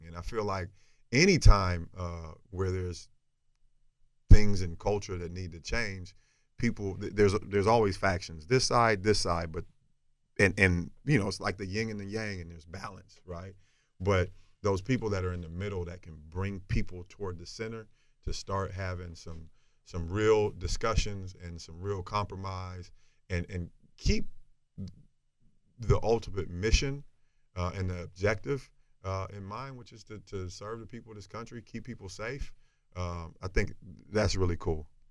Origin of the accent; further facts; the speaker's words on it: the South, United States; from where I'm from and growing up in the South